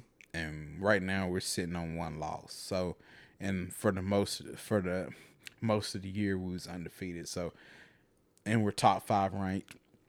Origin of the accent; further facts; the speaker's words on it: the South, United States; You know, growing up in the South, it's like, it was prevalent.